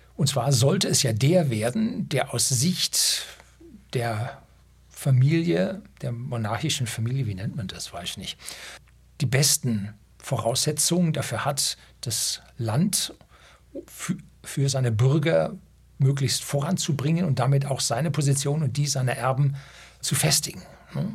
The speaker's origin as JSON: {"language": "German", "country": "Germany", "also_born_or_lived": "Bavaria", "said": "bei uns in Deutschland"}